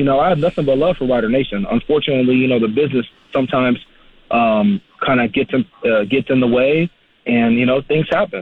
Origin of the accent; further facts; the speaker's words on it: United States; us Americans